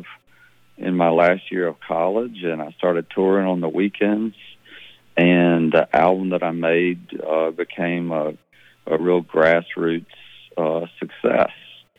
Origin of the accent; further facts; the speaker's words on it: Laurel, Mississippi, United States; also born or lived in Arkansas / Dallas, Texas / New Orleans / New York City; I grew up in Laurel, Mississippi, which is, there's a show called My Hometown that is filmed in Laurel, Mississippi, where I grew up.